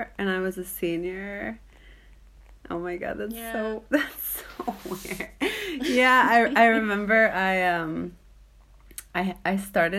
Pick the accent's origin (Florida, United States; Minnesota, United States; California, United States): Florida, United States; Pompano Beach; moved away as an adult; also born or lived in Japan / New York; now in Norway; growing up in South Florida